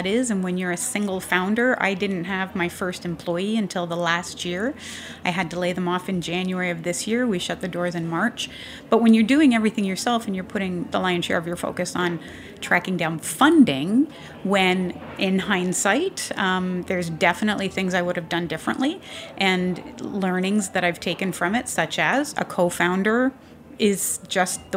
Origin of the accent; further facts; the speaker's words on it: Canada; accent: Canadian; now in United States; because I am Canadian, even though I got my citizenship, I'm a good American now.